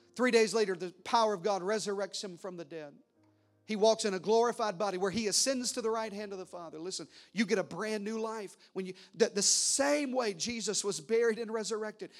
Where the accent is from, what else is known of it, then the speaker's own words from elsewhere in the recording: the South, United States; I was raised in the South.